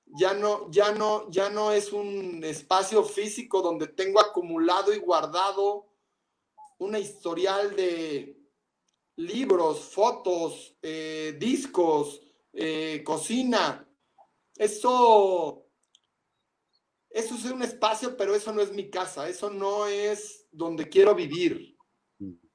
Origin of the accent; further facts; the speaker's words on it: Mexico; Por México, en mi país